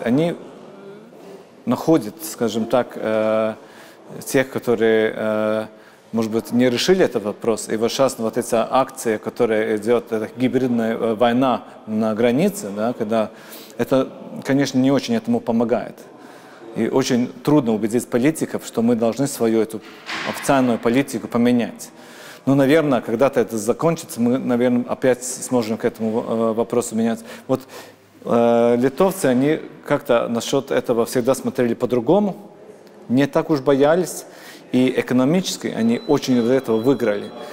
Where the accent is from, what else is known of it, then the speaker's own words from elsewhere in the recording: Latvia; first language Latvian; Russian is a second language; я очень горжусь тем, что я латыш. Э, я, то, что только один миллион людей в мире говорит на моем языке